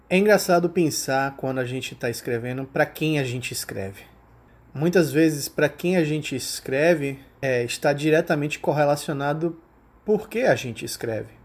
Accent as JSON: {"language": "Portuguese", "town": "Salvador", "region": "Bahia", "country": "Brazil", "said": "eu sou de Salvador, aqui na Bahia, nordestino com muito orgulho"}